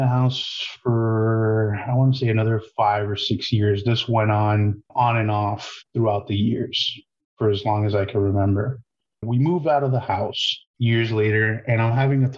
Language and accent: English; Miami Lakes, Florida, United States; I grew up in Miami Lakes area down south, South Florida.